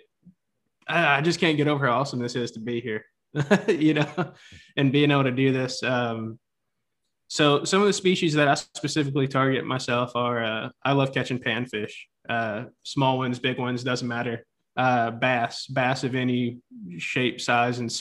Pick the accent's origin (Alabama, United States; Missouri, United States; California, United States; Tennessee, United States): Tennessee, United States; also born or lived in Texas; now in Northeast Texas, United States; I'm from Texas, originally grew up in Tennessee